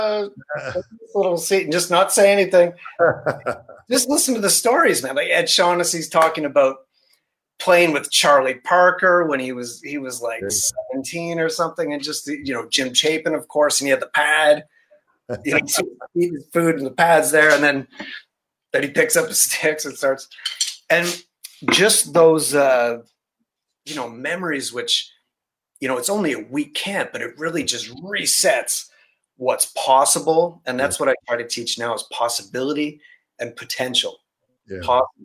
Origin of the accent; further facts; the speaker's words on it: Barrie, Ontario, Canada; I grew up in Barrie, so I know Music Pro in Barrie